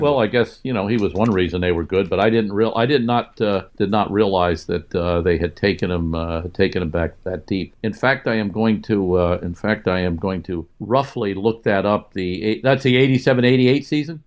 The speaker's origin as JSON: {"language": "English", "area": "near Philadelphia", "region": "Pennsylvania", "country": "United States", "tie": "born or raised there", "said": "I grew up near Philly"}